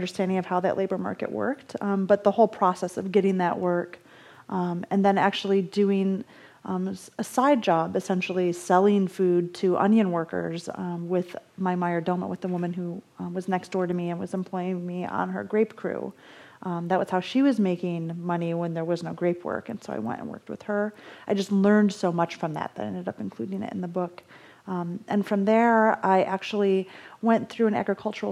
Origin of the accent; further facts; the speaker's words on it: Michigan, United States; now in Los Angeles, United States; I'm from Michigan